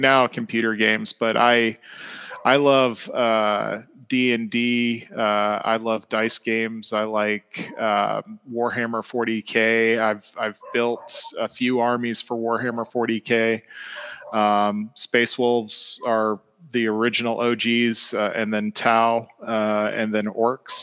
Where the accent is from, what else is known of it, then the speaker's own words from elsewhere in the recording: Atlanta, Georgia, United States; Growing up in Atlanta